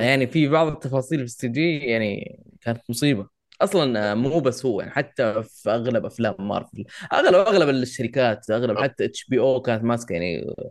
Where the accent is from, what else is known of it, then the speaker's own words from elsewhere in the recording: Saudi Arabia; عندنا في السعوديه احنا